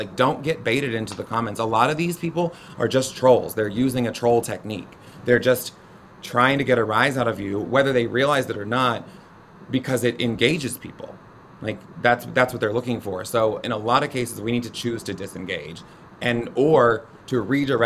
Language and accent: English; the South, United States; being a Southerner and a proud Southerner